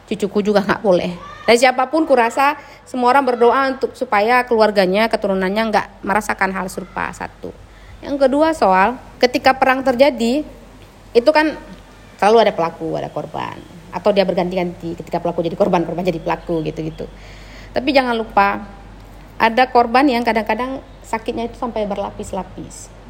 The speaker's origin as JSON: {"language": "Indonesian", "region": "Aceh", "country": "Indonesia", "tie": "born or raised there", "said": "Kebetulan aku di waktu kecil itu sempat merasakanlah beberapa kali kontak senjata"}